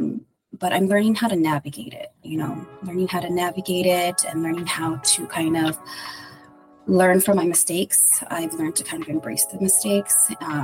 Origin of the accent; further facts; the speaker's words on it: Philippines; now in United States; Well, I am Filipino.